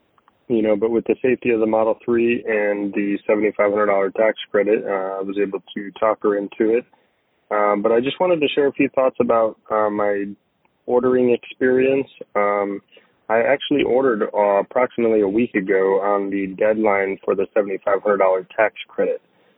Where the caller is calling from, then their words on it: Weeki Wachee, Florida, United States; I'm calling from Wikiwachi, Florida.